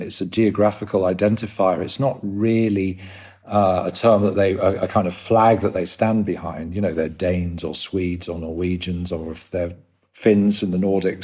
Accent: London, United Kingdom; moved away as an adult; also born or lived in Sydney, Australia / Scandinavia; you probably tell by the accent, I'm from England, London

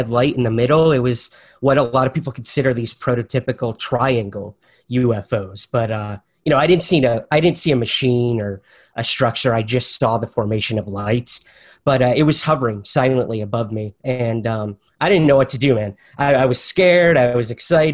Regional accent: Syracuse, New York, United States; I'm originally from Syracuse, New York

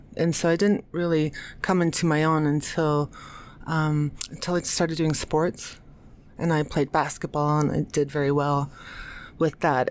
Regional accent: United States; also born or lived in New York City; I'm American

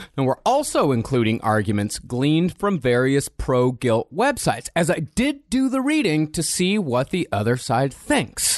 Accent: Rochester, Texas, United States; I am from Rochester, Texas, where people think the entire population of three hundred seventy-eight is inbred

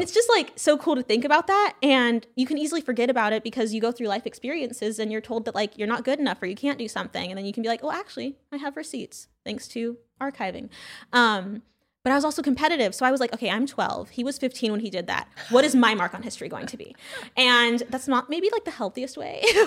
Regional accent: California, United States; also born or lived in Brooklyn, New York / Louisiana; I'm from California

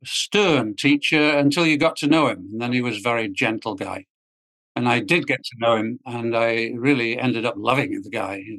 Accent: England, United Kingdom; moved away as an adult; also born or lived in Washington, D.C.; now in United States; it starts with being English. I came over to the U.S. to graduate school, the Chicago Business School, and stayed. I never went back to England

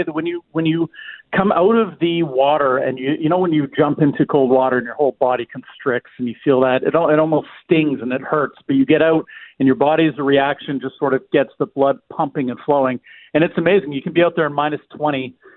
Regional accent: Alberta, Canada; now in Manitoba, Canada; I grew up in Alberta

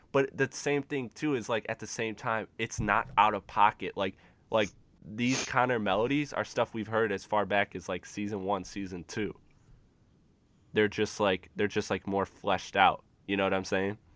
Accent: Detroit, Michigan, United States; I'm from the Michigan area, Metro Detroit

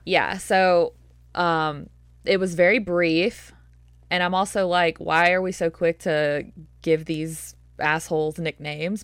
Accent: the South, United States; accent: southern; my southern accent

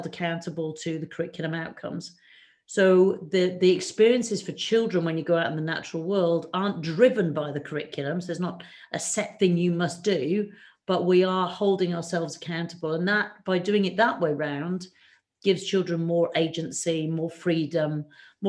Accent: Shropshire, West Midlands, United Kingdom; also born or lived in Africa; I grew up in Shropshire

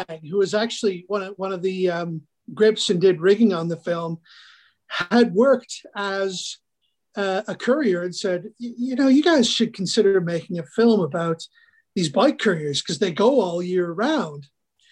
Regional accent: Northern Alberta, Canada; I'm from Northern Alberta. I grew up here.

